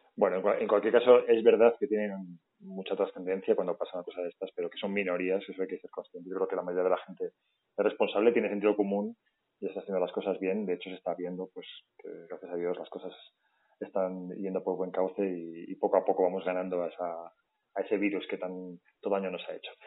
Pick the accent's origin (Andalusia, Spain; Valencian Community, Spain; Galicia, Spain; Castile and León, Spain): Castile and León, Spain; León; todas las personas que estamos en la calle somos de León